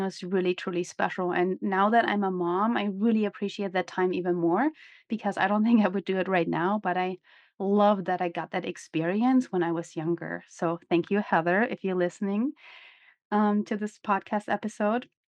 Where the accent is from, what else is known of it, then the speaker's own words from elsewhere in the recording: Germany; moved away as an adult; also born or lived in former East Germany / Seattle / Salt Lake City; now in United States; I grew up in Germany, as some of you might know, I was born in former East Germany